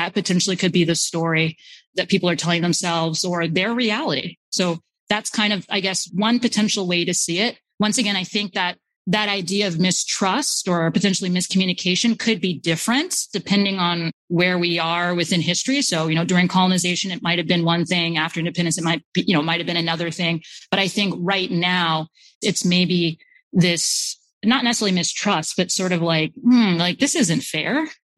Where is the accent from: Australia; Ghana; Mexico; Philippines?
Ghana; also born or lived in United States; as a Ghanaian now being in Ghana